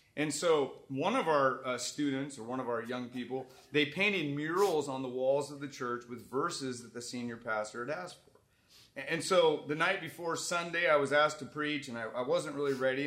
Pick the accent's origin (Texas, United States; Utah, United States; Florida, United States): Texas, United States; Dallas; he asked me where I was from. I said, Dallas